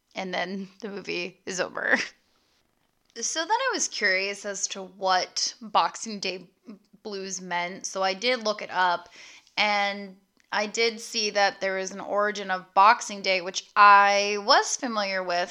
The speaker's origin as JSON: {"language": "English", "country": "United States", "said": "being an American"}